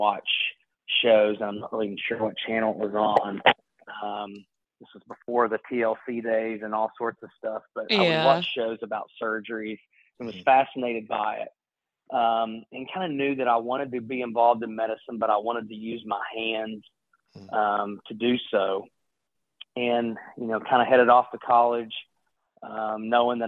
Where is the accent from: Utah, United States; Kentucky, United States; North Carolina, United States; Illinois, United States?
Kentucky, United States; Ashland; I grew up in Eastern Kentucky, in a small town called Ashland, Kentucky